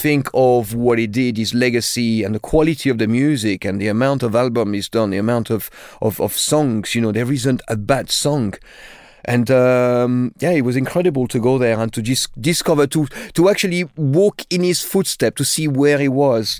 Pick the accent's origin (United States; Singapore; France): France; Limoges, Nouvelle-Aquitaine; English is a second language; moved away as an adult; now in London, United Kingdom; I grew up in a town called Limoges, which is in the center of France, about four hundred kilometers from Paris.